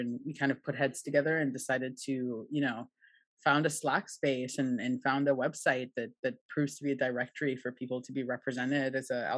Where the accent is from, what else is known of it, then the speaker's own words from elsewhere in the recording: Trinidad & Tobago; now in Buenos Aires, Argentina; I grew up in Trinidad